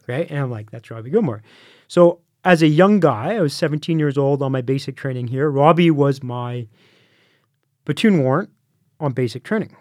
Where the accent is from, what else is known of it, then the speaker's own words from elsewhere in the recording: Canada; I'm from Canada